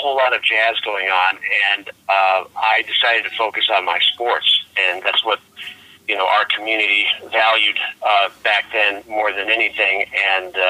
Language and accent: English; Gurnee, Illinois, United States; now in New York City, United States; I was born and raised in the Chicago area, a small town, which isn't so small anymore. It's called Gurnee, Illinois